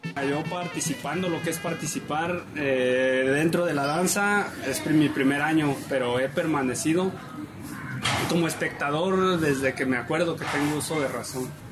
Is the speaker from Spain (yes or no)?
no; San Juan de Ocotán, Jalisco, Mexico; Soy parte desde que vengo al mundo en San Juan de Ocotán